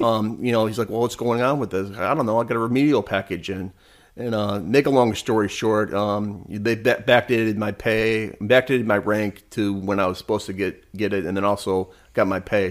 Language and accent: English; Michigan, United States; I would lived in Michigan, growing up in Michigan